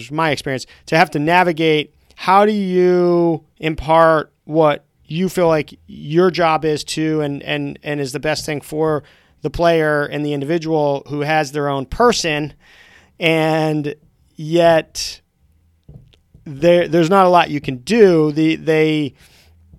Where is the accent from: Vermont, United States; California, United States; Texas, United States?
Vermont, United States; as a kid growing up in Vermont